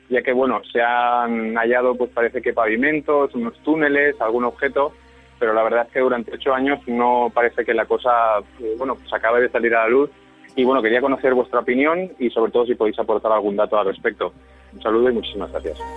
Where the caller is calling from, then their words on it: Biar, Valencian Community, Spain; Buenas noches, eh, soy … de Viar en Alicante y me gustaría preguntaros